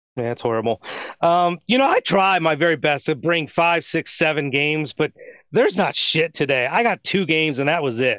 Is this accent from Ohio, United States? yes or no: yes; Ohio, United States; I grew up in Ohio